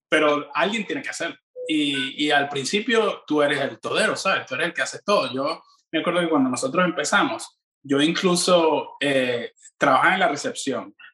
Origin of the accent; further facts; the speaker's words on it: Venezuela; yo pienso que, que una de las cosas que los venezolanos tenemos en, en común, Madeleine, los latinos en general